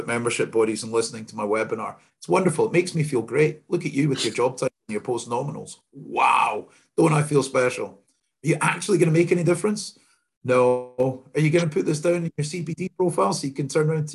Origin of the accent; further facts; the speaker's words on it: Scotland, United Kingdom; I'm the only Scotsman in my family